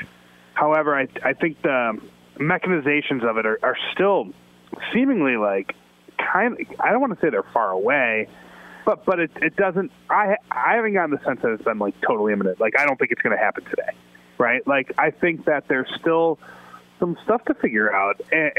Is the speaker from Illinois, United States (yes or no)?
yes; Chicago, Illinois, United States; I mean, I'm a Chicagoan, so to me, a hot dog is a delicacy, right?